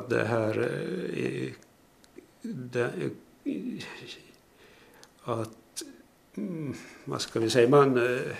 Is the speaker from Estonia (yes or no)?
no; Purmo, Pedersöre, Ostrobothnia, Finland; moved away as an adult; also born or lived in Jakobstad / Turku; now in Korsnäs, Finland; gick i skola i en by som heter Åvist, folkskolan där och sen, sen eh, när eh, Sursiks skola var riktigt nybyggd så började jag i kommunala försöksmellanskolan där. Och gymnasium fanns inte i Pedersöre